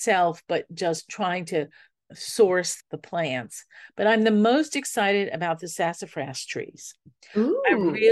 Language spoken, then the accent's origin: English; New Orleans, Louisiana, United States; growing up in New Orleans